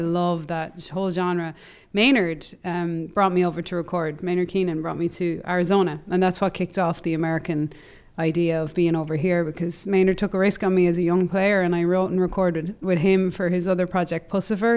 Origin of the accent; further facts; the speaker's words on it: Ireland; moved away; in Ireland, my hometown